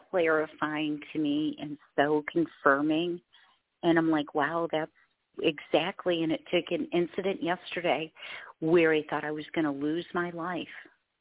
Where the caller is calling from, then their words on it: Michigan, United States; Hi, I'm calling from Michigan.